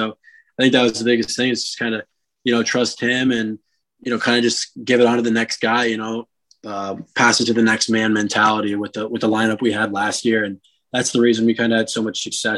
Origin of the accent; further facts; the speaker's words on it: South Florida, United States; I'm from South Florida